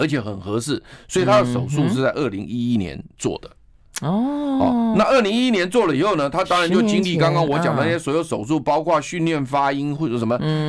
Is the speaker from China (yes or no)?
no; Taiwan; 我们都是台湾人